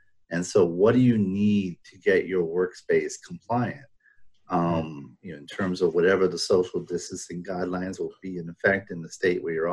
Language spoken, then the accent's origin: English; Rhode Island, United States; moved away; I grew up in Rhode Island